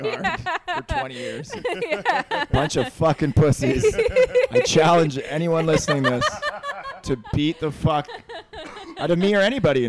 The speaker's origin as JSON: {"language": "English", "town": "Cloverdale", "region": "British Columbia", "country": "Canada", "tie": "born or raised there", "said": "Cloverdale, buddy."}